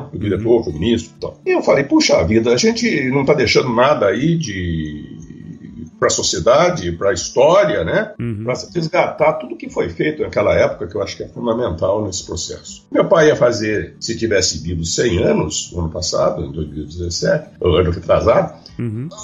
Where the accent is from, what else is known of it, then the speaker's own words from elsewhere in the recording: Piracicaba, São Paulo, Brazil; eu sou piracicabano, né? Com muito orgulho. É, pira. A minha infância, a minha juventude, eu passei em Piracicaba, muito ligado a Luiz de Queiroz.